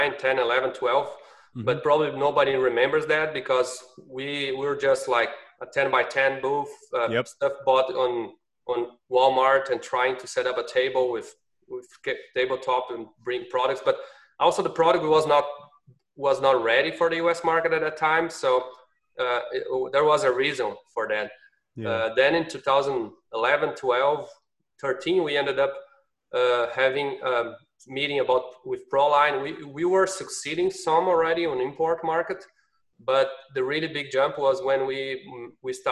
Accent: Brazil; accent: Brazilian; English is a second language; moved away as an adult; now in United States; in Brazil. So that's my accent

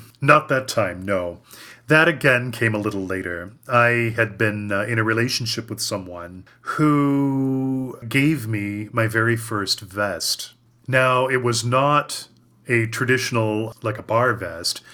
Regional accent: Cleveland, Ohio, United States; Cleveland, Ohio, which is my hometown

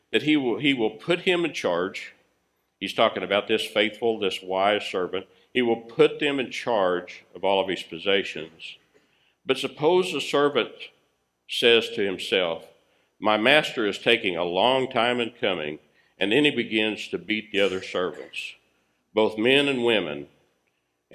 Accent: United States

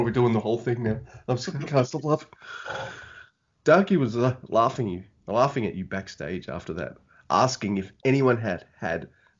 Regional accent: Australia; I'm from down under in Australia. You can tell by my awesome accent.

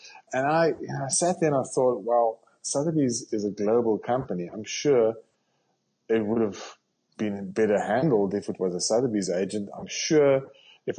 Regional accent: South Africa; accent: South African; moved away as an adult; now in Canada; I'm a South African

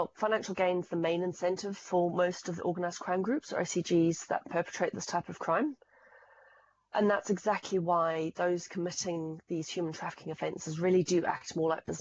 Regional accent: Zimbabwe; now in United Kingdom; as you might be able to tell from the accent, I come from Zimbabwe

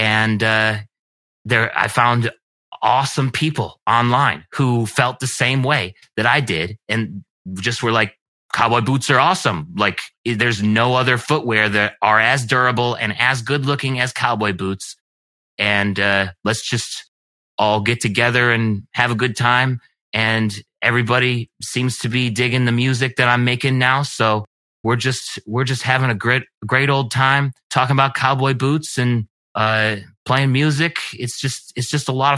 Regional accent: Geneseo, New York, United States; I was raised in Geneseo, New York, which is a little bit south of Rochester, New York

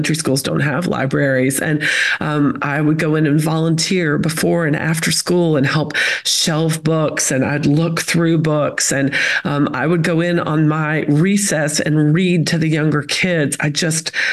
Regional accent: Chattanooga, Tennessee, United States; accent: Southern; moved away as an adult; now in Florida, United States; I'm from Chattanooga, Tennessee. I always say that's the accent. I've lived in Florida for a decade now, but Chattanooga, Tennessee is home. I grew up in a community called Lookout Mountain

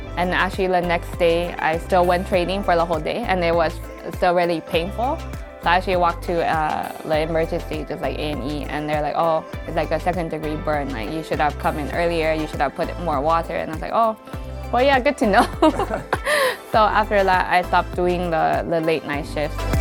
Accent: Los Angeles, California, United States; moved away as an adult; also born or lived in Taiwan; now in London, United Kingdom; I grew up in Los Angeles.

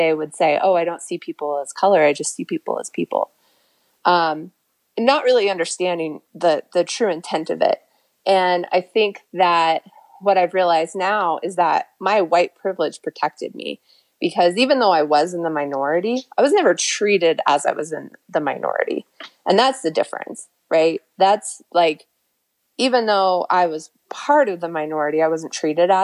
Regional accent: New Mexico, United States; I grew up in New Mexico

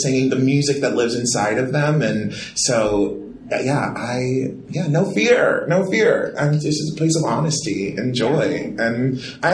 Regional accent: Baltimore, Maryland, United States; I'm coming from Baltimore

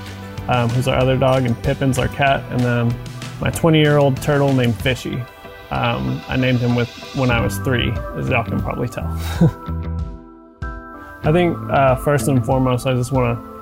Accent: Lubbock, Texas, United States; moved away; I was born and raised in Lubbock, Texas

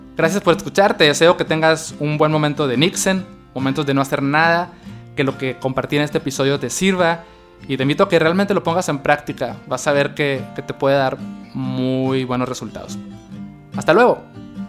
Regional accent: Mexicali, Baja California, Mexico; also born or lived in Tijuana; yo decidí regresar a Mexicali, que es mi ciudad natal

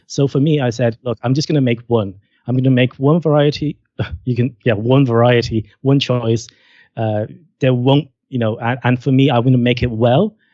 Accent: Ireland; I'm from Ireland, I'm Irish

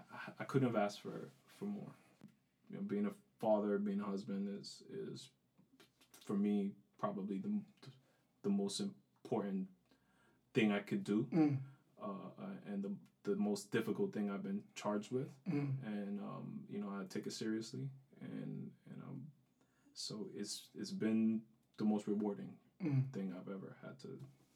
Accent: Bronx, New York, United States; I grew up in the South Bronx.

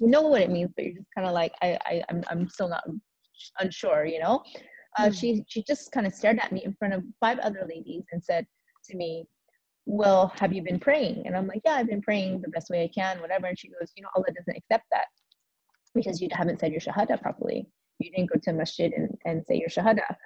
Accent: United States; moved away; I'm an American

